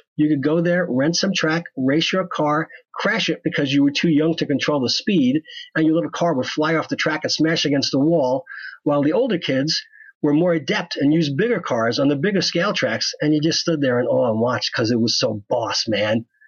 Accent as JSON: {"language": "English", "town": "West Hempstead", "region": "New York", "country": "United States", "tie": "born or raised there", "said": "I grew up in West Hempstead, New York, in what was referred to as a bedroom community, right next to Garden City, New York."}